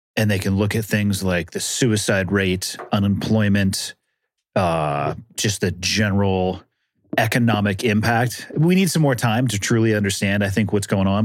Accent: California, United States; I'm from California, born and raised

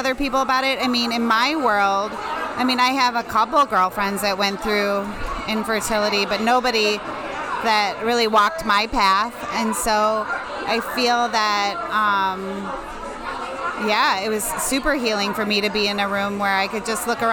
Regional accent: Lemont, Illinois, United States; I'm from Lamont, Illinois.

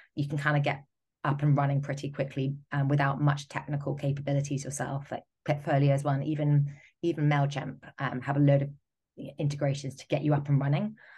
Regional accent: United Kingdom; I'm speaking as a Brit

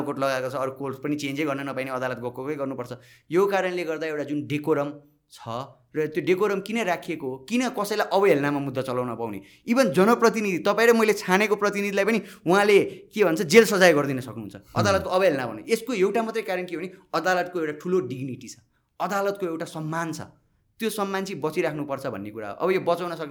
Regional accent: Nepal Mandala, Bagmati, Nepal; म यहीँ जन्मिएँ यी हुर्केँ ए नेपाल मण्डलको कुरा गर्छु

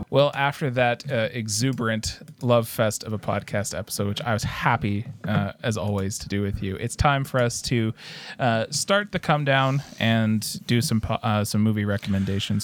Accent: Canada; as a Canadian

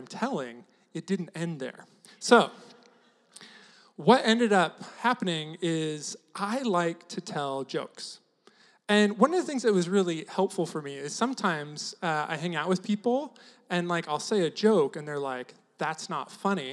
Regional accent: near Turlock, Central Valley of California, United States; moved away as an adult; also born or lived in Seattle; I grew up in Central Valley of California, right next to Turlock

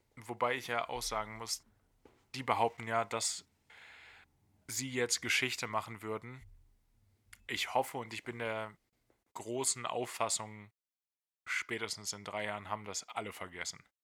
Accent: Lower Saxony, Germany; Ich bin Niedersachse

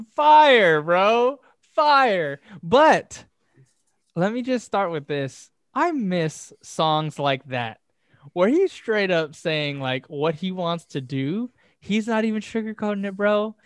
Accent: Southern California, United States; we're from Southern California

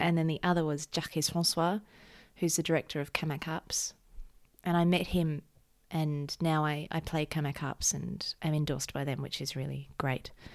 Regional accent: Mornington Peninsula, Victoria, Australia; I'm from the Maunington Peninsula, which is just beach culture

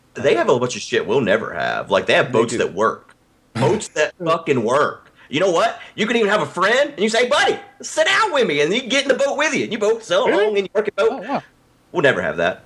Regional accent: the South, United States; I'm a Southerner

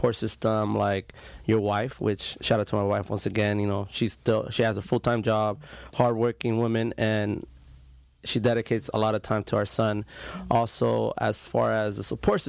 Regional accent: Santa Ana, California, United States; Grew up, born and raised in Santa Ana

